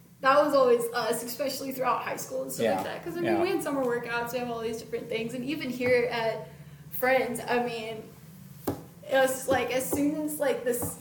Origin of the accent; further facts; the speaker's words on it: near College Station, Texas, United States; I live right down the road, like not even 45 minutes from College Station. Everybody and their mother in my hometown went to A&M.